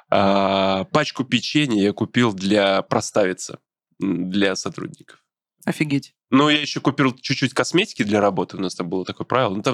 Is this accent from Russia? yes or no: no; Brest, Brest Region, Belarus; moved away; Я из Беларуси, из города Бреста.